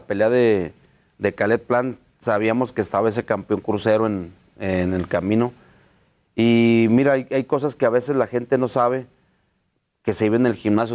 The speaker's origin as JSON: {"language": "Spanish", "country": "Mexico", "said": "Somos los primeros mexicanos en ser entrenador y boxeador del año"}